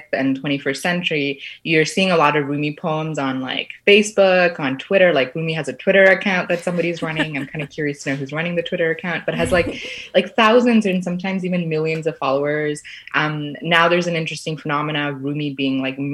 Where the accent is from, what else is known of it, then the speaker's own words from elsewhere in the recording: Toronto, Ontario, Canada; also born or lived in Sri Lanka; now in Kingston, Canada; I grew up in Scarborough. I'm originally from Sri Lanka, but then came to Canada when I was about 6 years old.